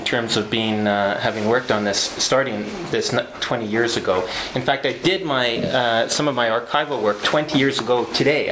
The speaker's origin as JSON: {"language": "English", "region": "Western Canada", "country": "Canada", "also_born_or_lived": "England", "moved": "as an adult", "said": "My background is I'm Canadian from Western Canada"}